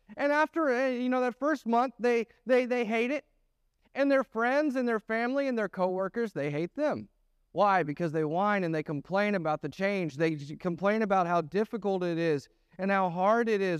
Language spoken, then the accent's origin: English; the North, United States; moved away; I grew up in the North.